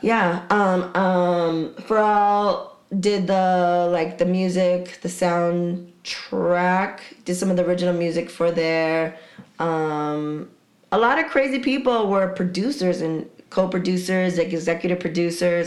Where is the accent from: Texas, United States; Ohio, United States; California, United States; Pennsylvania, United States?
California, United States; San Diego; I'm from Dago